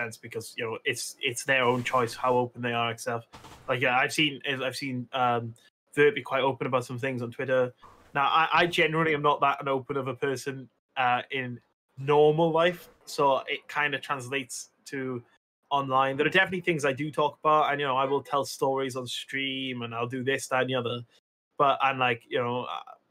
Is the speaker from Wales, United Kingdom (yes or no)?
yes; Wales, United Kingdom; I'm Welsh